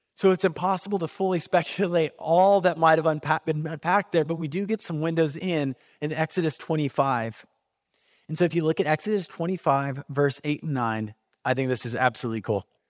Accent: California, United States; moved away as an adult; also born or lived in Kansas City, Missouri; I was moving from California, where I am from, to Kansas City, Missouri

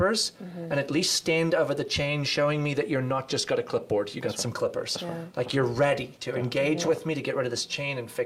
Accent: South Africa; moved away; We grew up in South Africa, a unique experience, obviously

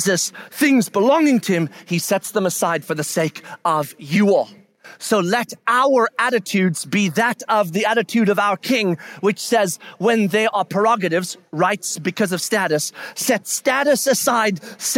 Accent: United States; we are American, meaning Western

